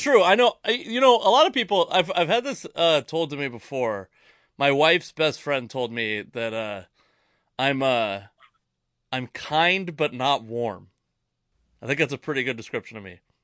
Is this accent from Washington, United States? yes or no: yes; Tacoma, Washington, United States; also born or lived in Federal Way; I was born in Tacoma